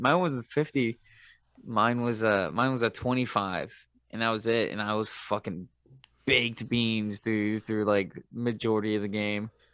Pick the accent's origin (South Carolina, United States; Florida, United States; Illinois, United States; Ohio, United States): Florida, United States; Tampa; I grew, I grew up with him in Tampa